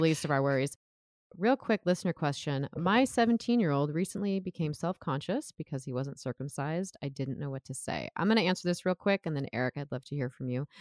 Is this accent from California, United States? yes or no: yes; Southern California, United States; now in Oregon, United States; I'm an American, I'm from Southern California